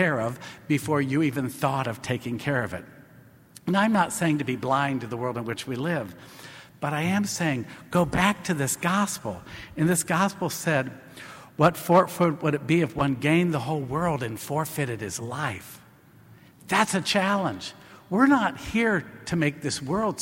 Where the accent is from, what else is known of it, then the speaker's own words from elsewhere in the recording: Marion, Indiana, United States; I grew up in Marion, Indiana. I grew up in Indiana.